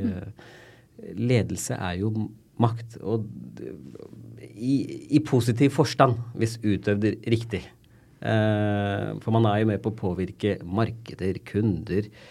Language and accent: Norwegian; Tønsberg, Vestfold, Norway; moved away as an adult; also born or lived in London; now in Oslo, Norway; Jeg er født og vokst i Tønsberg